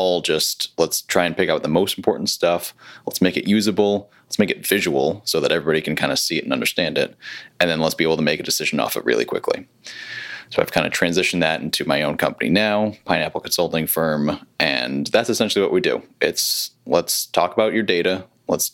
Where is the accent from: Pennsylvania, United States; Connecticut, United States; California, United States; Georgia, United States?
Connecticut, United States; now in Charlotte, United States; I'm originally from Connecticut